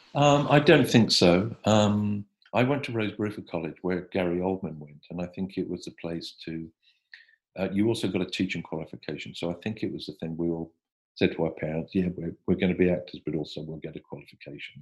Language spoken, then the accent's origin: English; Hertfordshire, East of England, United Kingdom; I grew up in Hertfordshire in in England, just um, 35 miles north of London